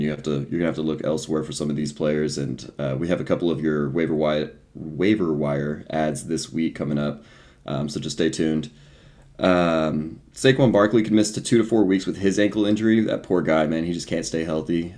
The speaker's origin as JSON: {"language": "English", "town": "Houston", "region": "Texas", "country": "United States", "said": "we're from Houston, so, like, Astros fans here"}